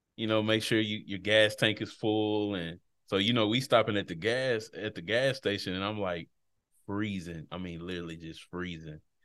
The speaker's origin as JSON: {"language": "English", "region": "Texas", "country": "United States", "tie": "born or raised there", "also_born_or_lived": "Washington, D.C.", "moved": "as an adult", "said": "my home state of Texas. Glad to be home"}